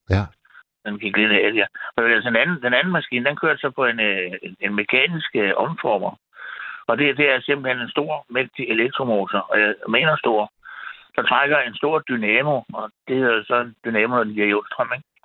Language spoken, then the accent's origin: Danish; Frederiksberg, Capital Region of Denmark, Denmark; jeg boede på Frederiksberg, der, der, hvor jeg voksede op, og jeg gik på Gottesvarens skole.